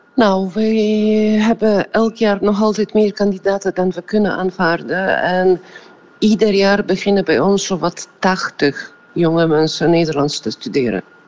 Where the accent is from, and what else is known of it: Poland